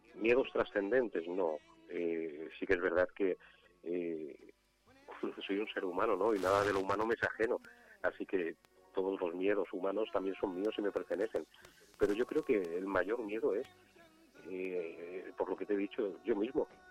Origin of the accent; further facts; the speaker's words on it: Catalonia, Spain; yo soy catalán